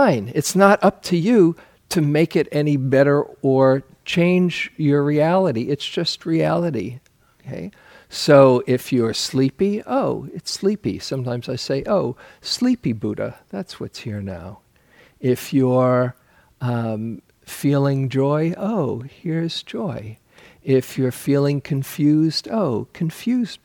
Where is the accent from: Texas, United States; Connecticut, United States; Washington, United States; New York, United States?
New York, United States; New York City; I grew up in New York City, and people there often live in superlatives